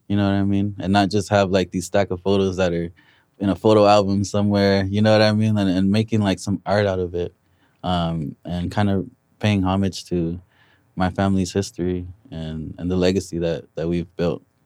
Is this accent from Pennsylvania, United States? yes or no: no; Compton, California, United States; be from Compton and, yeah, rep my city